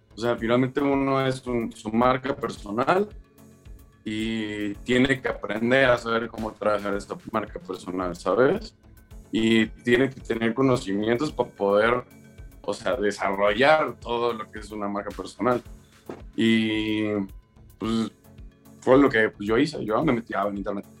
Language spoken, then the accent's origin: Spanish; Mexico; yo como mexicano